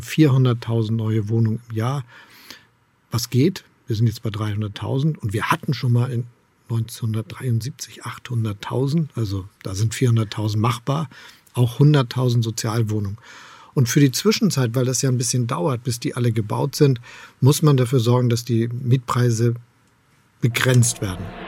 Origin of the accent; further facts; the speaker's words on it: Hamburg, Germany; moved away as an adult; now in Potsdam, Germany; Ich bin gerne in Hamburg aufgewachsen und Bürgermeister gewesen. Jetzt lebe ich in Brandenburg in Potsdam